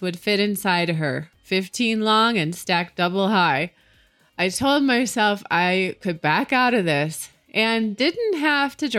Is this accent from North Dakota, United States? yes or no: no; Utah, United States; from my home state here in Utah